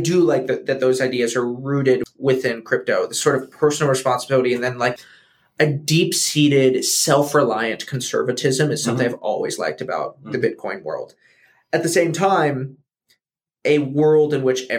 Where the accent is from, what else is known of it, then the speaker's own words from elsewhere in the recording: United States; as an American